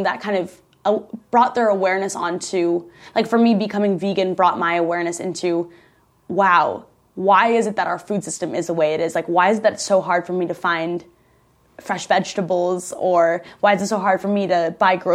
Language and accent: English; Midwest, United States; moved away; also born or lived in Chicago; I grew up in the Midwest.